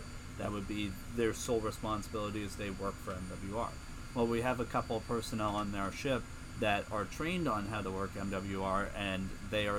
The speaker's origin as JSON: {"language": "English", "town": "Springfield", "region": "Virginia", "country": "United States", "moved": "as an adult", "said": "I'm from Northern Virginia, Springfield, Virginia, specifically about 15 minutes outside of Washington, D.C., so I grew up a Washington, D.C. sports fan."}